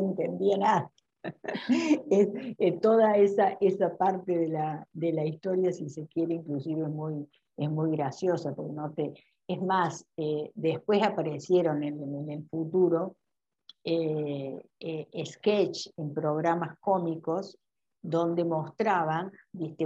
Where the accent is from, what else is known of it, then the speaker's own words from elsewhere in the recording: Córdoba, Argentina; moved away; en mi, en mi, ciudad, en Córdoba, de donde yo soy